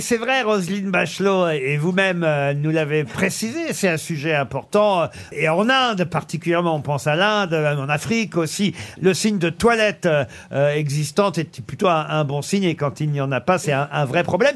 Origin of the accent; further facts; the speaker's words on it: France; chez nous en France